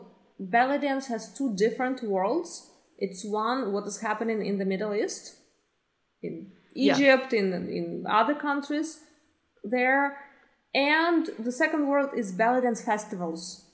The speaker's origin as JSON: {"language": "English", "country": "Ukraine", "moved": "as an adult", "lives_now": "Canada", "said": "I'm originally from Ukraine, and I started belly dancing in Ukraine"}